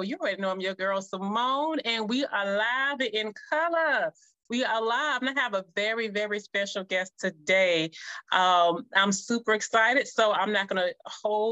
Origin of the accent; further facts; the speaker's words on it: Jacksonville, Florida, United States; So I'm from Jacksonville, Florida, Duval County.